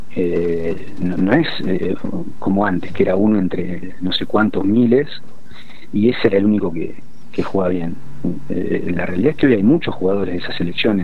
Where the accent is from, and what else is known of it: Argentina; now in United Arab Emirates